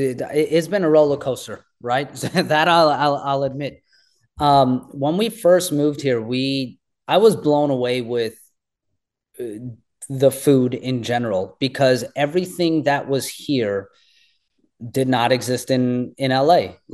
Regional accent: India; this is who I am. I'm Indian.

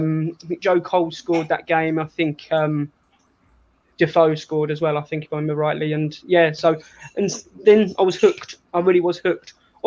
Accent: Newham, London, United Kingdom; born there; I was born in Newham General Hospital. So, you know, right in the East End there

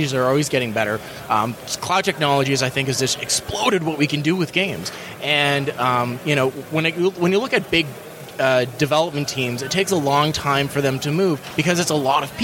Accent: Thunder Bay, Ontario, Canada; moved away as an adult; now in Copenhagen, Denmark; I'm from Thunder Bay, Ontario. It's in Canada

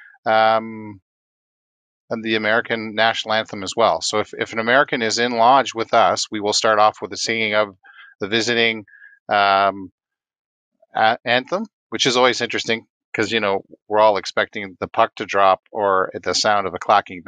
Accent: Canada; also born or lived in Manitoba; now in Burlington, Canada; as a Canadian, I don't really know what the Pledge of Allegiance is

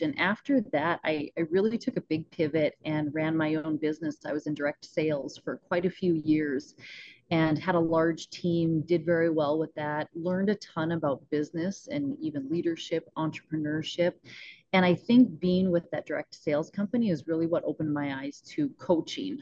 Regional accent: Northwest North Dakota, United States; we're up in Northwest North Dakota.

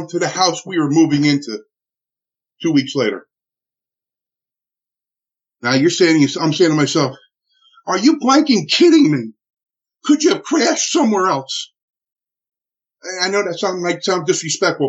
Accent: Newark, New Jersey, United States; I'm from Newark, New Jersey

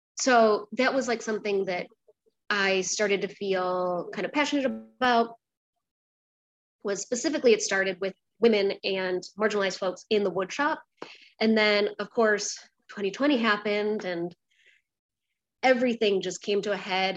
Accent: a small town outside of Rochester, New York, United States; moved away as an adult; also born or lived in Brooklyn, New York; I grew up um, in a small town outside of Rochester, New York.

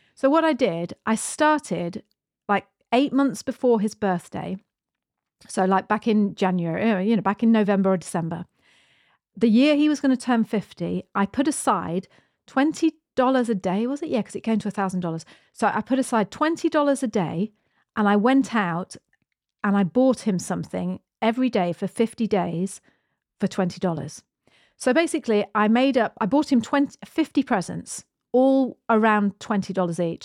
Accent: United Kingdom; moved away as an adult; now in New Zealand; We're British. We emigrated to New Zealand fourteen years ago

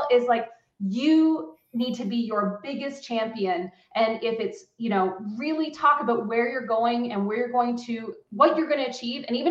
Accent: Canada; also born or lived in Waterloo, Ontario, Canada; As a Canadian woman CEO

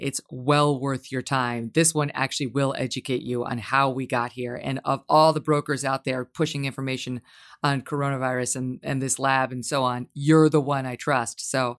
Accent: New York, United States; I'm pro-vaccine. I am not anti-vaccine. I got the vaccine. I'm a New Yorker like you. New York got hit hard.

